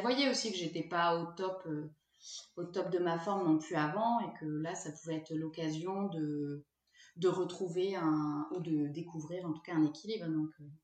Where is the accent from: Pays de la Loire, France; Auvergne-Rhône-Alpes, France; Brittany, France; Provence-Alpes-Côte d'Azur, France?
Auvergne-Rhône-Alpes, France; Lyon; moved away as an adult; also born or lived in Toulouse; je viens de Lyon